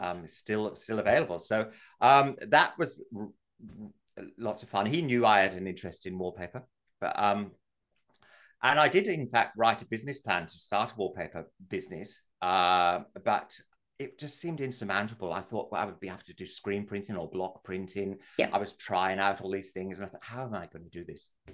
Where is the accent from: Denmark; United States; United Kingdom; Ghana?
United Kingdom; England; moved away as an adult; now in Australia; I'm English